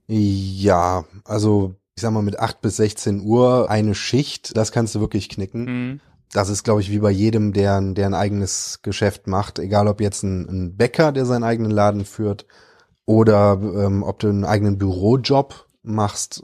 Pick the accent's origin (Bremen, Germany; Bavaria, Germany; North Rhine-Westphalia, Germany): North Rhine-Westphalia, Germany; Cologne; also born or lived in Dormagen / Australia; für mich ist Köln halt meine Heimat